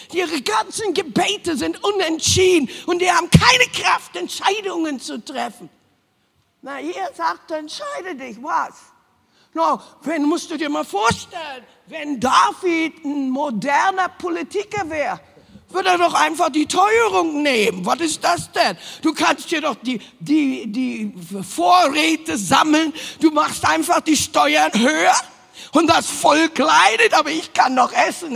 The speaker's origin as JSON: {"language": "German", "region": "Berlin", "country": "Germany", "tie": "born or raised there", "also_born_or_lived": "Hanover", "moved": "yes", "said": "wir sind ja alle aus dem Osten, Ostberlin"}